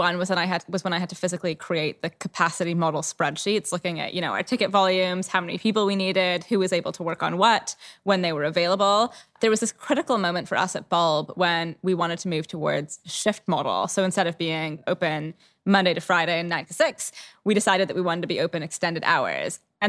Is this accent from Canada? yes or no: yes; Canada; now in London, United Kingdom; So I'm Canadian originally, for anyone that's curious about the accent. I've lived in London for 13 years.